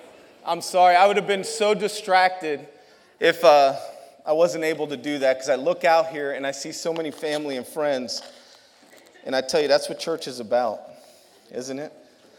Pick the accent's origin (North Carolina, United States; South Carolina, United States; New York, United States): New York, United States; New York.